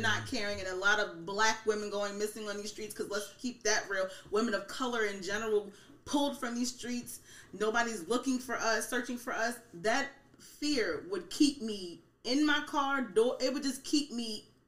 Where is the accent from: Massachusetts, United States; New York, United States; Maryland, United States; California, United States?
Maryland, United States; Baltimore; now in York, United States; I'm actually from Baltimore, Maryland